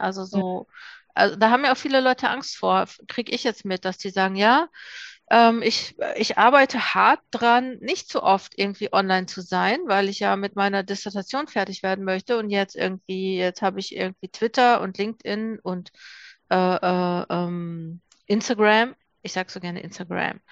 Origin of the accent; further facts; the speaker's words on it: Ruhr area, North Rhine-Westphalia, Germany; Ich komme jetzt aus dem Ruhrgebiet